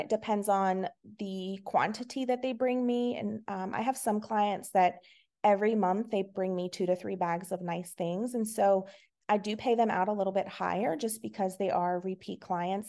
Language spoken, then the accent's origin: English; Virginia, United States; I'm from Virginia. I have been here my whole entire life.